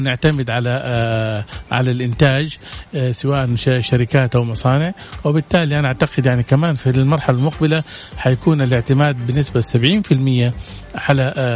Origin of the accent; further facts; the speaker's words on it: Saudi Arabia; احنا عندنا في السعوديه